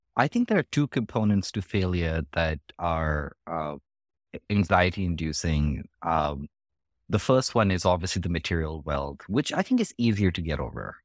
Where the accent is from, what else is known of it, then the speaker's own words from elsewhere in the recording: India; now in United States; the education system that I grew up with in India